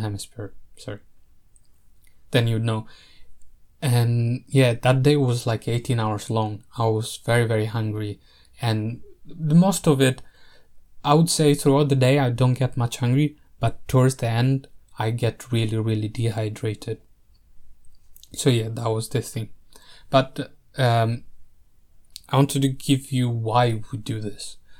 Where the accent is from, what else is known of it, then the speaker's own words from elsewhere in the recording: Italy; I grew up in Italy